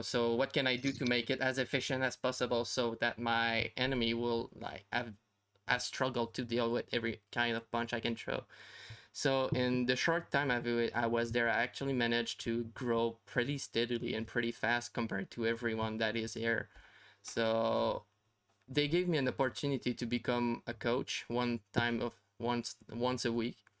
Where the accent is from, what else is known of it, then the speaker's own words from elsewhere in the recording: Canada; I'm Canadian